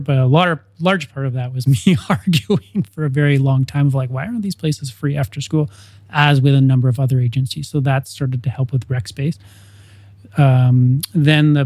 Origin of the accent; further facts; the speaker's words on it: Ontario, Canada; now in Edmonton, Canada; growing up in Ontario